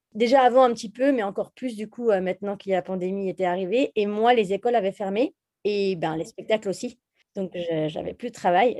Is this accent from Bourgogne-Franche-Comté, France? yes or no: yes; Jura, Bourgogne-Franche-Comté, France; moved away; also born or lived in Bordeaux; je viens du Jura. En fait, on vient les deux du Jura d'ailleurs, euh, de Franche-Comté. Et mes parents avaient une maison de vacances dans le Jura